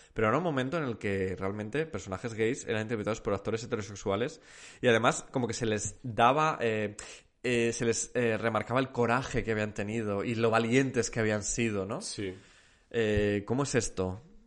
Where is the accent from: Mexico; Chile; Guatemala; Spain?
Spain; Zamora, Castile and León; moved away as an adult; also born or lived in Salamanca; Salí de Zamora